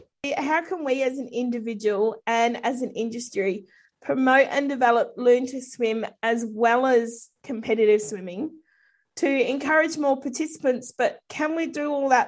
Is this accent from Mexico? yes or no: no; New Zealand; moved away as an adult; now in Australia; being a Kiwi originally